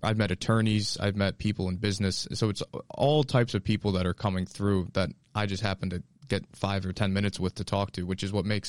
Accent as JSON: {"language": "English", "region": "Connecticut", "country": "United States", "tie": "born or raised there", "moved": "as an adult", "lives_now": "Boston, United States", "said": "I am from Connecticut. That's where I grew up, and with school and living here, I've been here for about 7 years in the Boston area."}